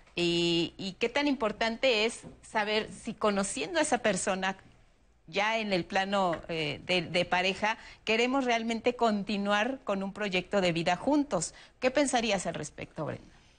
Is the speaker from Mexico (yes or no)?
yes; Mexico